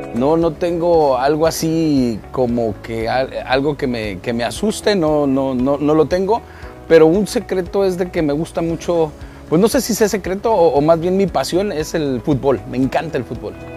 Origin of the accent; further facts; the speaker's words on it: Guadalajara, Jalisco, Mexico; nací con esos, con esos orígenes, nací escuchando la banda en Guadalajara, Jalisco